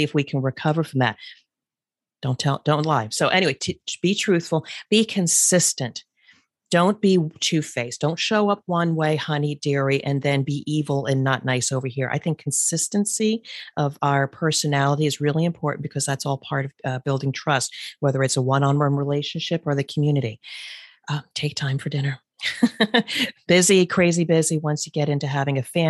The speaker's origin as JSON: {"language": "English", "region": "New Jersey", "country": "United States", "moved": "yes", "said": "We're originally from the East Coast, so Jersey people like to bust chops."}